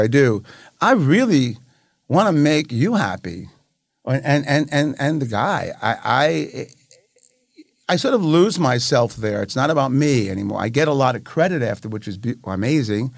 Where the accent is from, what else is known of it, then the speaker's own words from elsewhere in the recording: New York City, New York, United States; moved away; I'm from Brooklyn